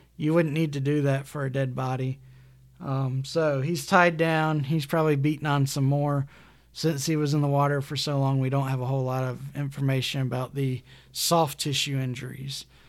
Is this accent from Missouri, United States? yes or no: no; Alabama, United States; excuse the pronunciation, I'm from Alabama